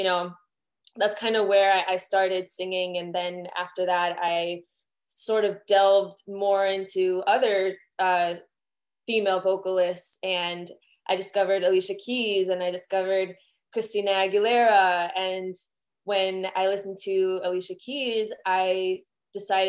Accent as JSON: {"language": "English", "town": "Miami", "region": "Florida", "country": "United States", "tie": "born or raised there", "said": "I'm from Miami, Florida, born and raised in Miami"}